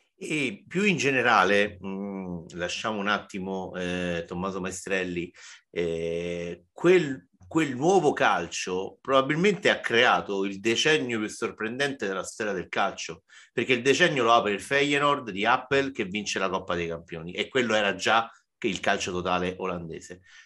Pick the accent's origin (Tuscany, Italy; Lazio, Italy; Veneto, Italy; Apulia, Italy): Lazio, Italy; Rome; che sono romano, vivo a Roma